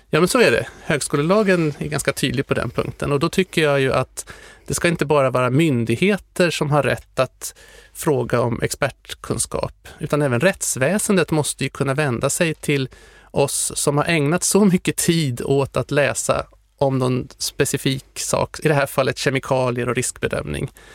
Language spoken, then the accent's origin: Swedish; Sweden; Jag var den enda från Sverige.